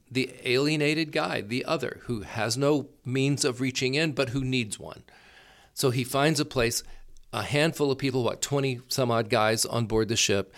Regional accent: Gulf Coast, Florida, United States; now in Palo Alto, United States; I was born and raised in Florida

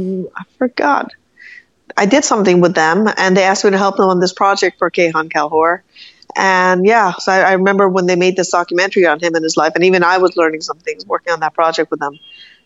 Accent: United States; also born or lived in Tehran, Iran / New York; I'm Iranian. I'm also American. Of course, more American if I had to, because I grew up in America.

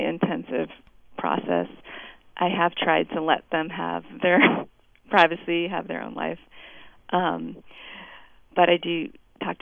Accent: San Francisco, California, United States; I'm from California. I'm from San Francisco

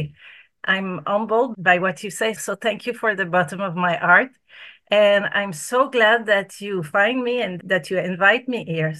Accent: Canada; now in Australia; I'm from Canada

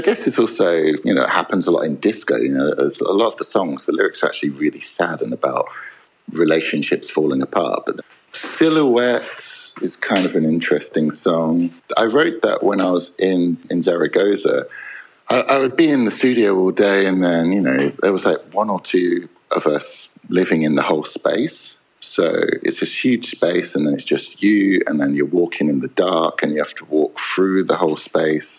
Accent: England, United Kingdom; I am English

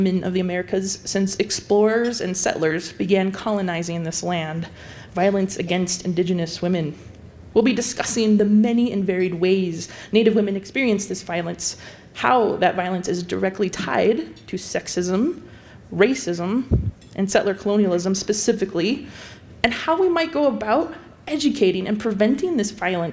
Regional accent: South Dakota, United States; moved away; also born or lived in Parker, Colorado; I was born and raised across South Dakota, where my mother's family is from

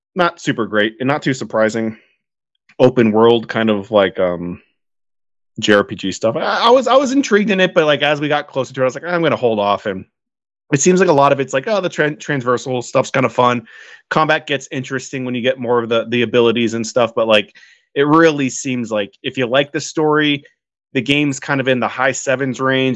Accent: California, United States; as a Californian

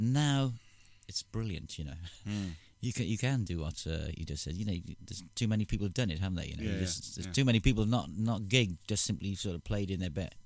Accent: Wales, United Kingdom; I'm Welsh.

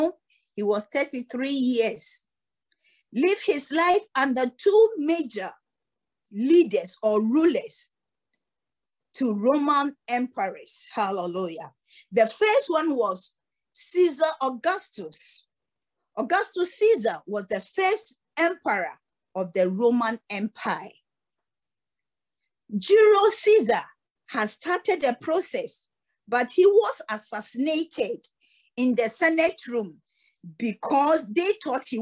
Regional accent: Ghana; also born or lived in Cape Coast (ancestral); we, the Ghanaians

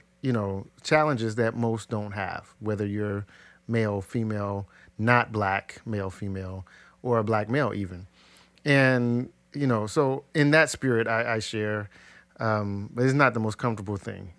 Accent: Ohio, United States; I grew up in South Linden, and I went to black schools, public schools, so even opposite in the class context.

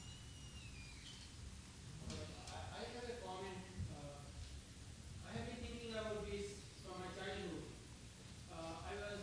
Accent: United States; I'm American

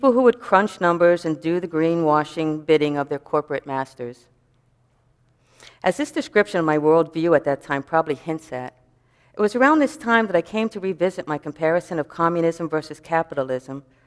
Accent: New York City, New York, United States; growing up in New York City

